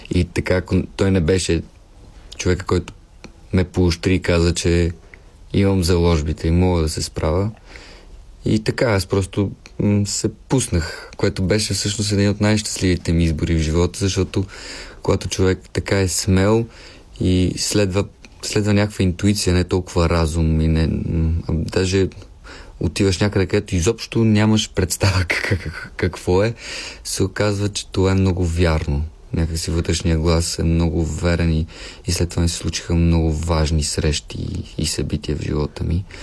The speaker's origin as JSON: {"language": "Bulgarian", "town": "Pernik", "region": "Pernik Province", "country": "Bulgaria", "tie": "born or raised there", "said": "като дете аз съм от Перник и като дете си спомням някои постановки"}